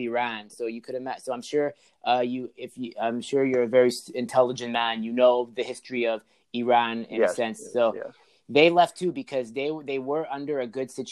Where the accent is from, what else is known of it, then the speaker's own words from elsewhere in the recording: Canada; I was born in Canada